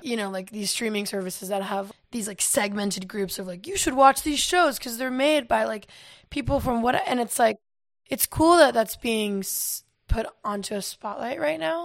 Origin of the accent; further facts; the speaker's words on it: Asheville, North Carolina, United States; moved away as an adult; also born or lived in Florida; now in Los Angeles, United States; I, um, live in Asheville since I was four, and that's just where, I mean, I was born in Florida, but I moved to Asheville, and that's, like, all my formative time